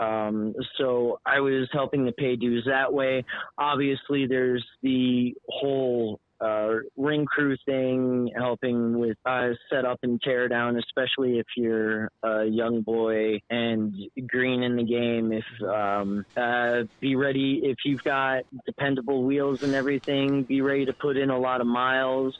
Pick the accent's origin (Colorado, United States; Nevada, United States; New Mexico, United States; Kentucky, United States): Nevada, United States; Las Vegas; also born or lived in Long Island, New York; I was born I was born on Long Island. I grew up in Vegas